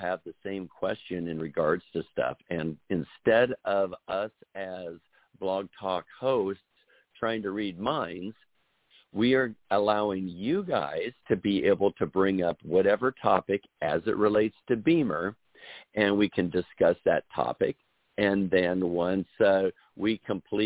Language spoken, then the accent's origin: English; Des Moines, Iowa, United States; moved away; back in the lovely state of Iowa, my home state in the Des Moines area